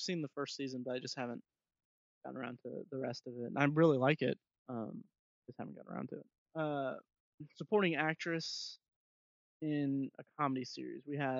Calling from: Speedway, Indiana, United States; I'm talking here from Speedway, Indiana, so I have no idea how Hollywood works

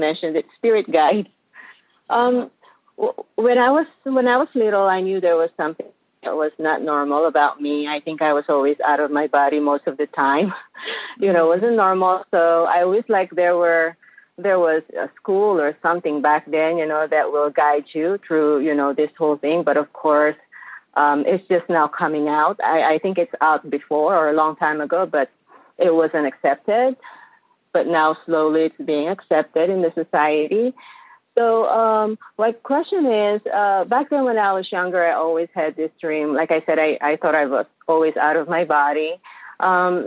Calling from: Las Vegas, Nevada, United States; I'm calling from Las Vegas, Nevada

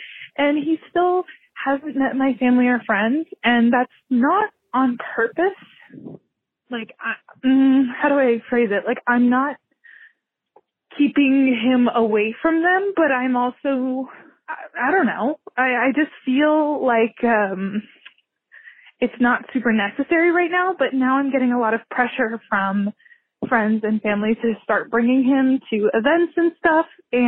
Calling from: California, United States; I'm calling from California.

